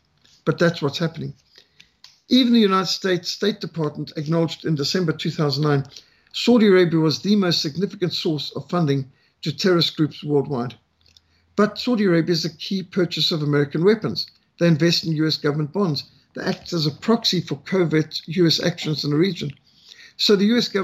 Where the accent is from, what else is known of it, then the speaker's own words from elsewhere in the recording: Zimbabwe; Rhodesia, my home country, where I was brought up